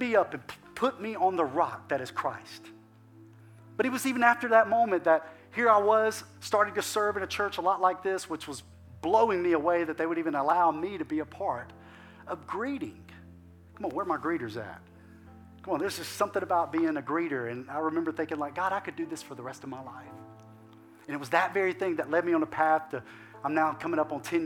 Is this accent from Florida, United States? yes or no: no; Alabama, United States; moved away as an adult; now in Lafayette, United States; we're from Alabama.